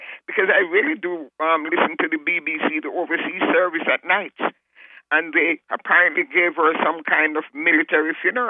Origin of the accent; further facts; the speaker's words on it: Kingston, Jamaica; I am from Jamaica. Good old history and geography.